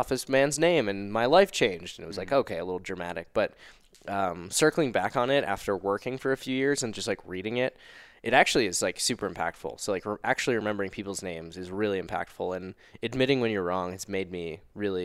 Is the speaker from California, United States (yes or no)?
no; Mount Laurel, New Jersey, United States; also born or lived in New York City; now in Denver, United States; I'm from Mount Laurel, New Jersey, South Jersey, near Philadelphia. And I live in Denver, Colorado now